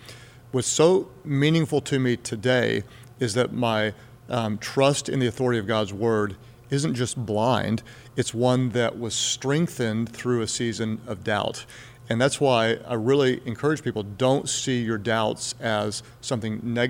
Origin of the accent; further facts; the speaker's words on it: Texas, United States; also born or lived in Houston, Texas / Ardmore, Oklahoma; I was born in Houston, Texas, and my dad was in retail, so he was transferred a lot. We moved all over southern Texas. Eventually, we went north of the Red River. He was transferred to Ardmore, Oklahoma